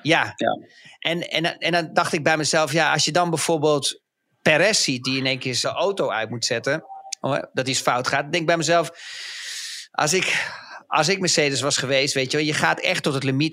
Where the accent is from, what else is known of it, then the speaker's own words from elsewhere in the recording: Netherlands; als Nederlanders